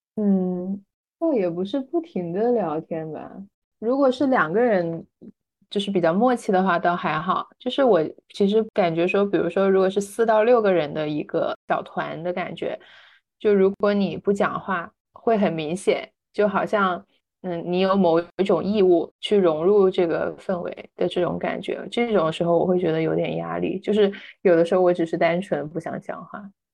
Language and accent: Chinese; Guangdong, China; 我是广东人